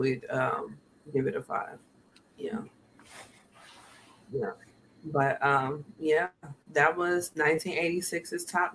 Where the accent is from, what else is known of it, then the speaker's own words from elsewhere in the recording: Kansas City, Missouri, United States; I'm from Kansas City, Missouri.